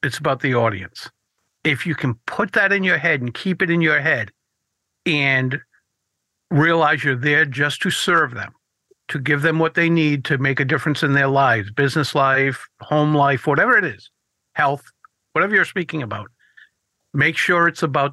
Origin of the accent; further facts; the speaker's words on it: Rhode Island, United States; Two of us are from Rhode Island